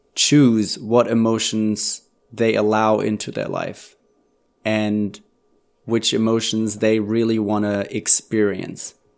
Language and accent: English; Germany; moved away; I'm originally from Germany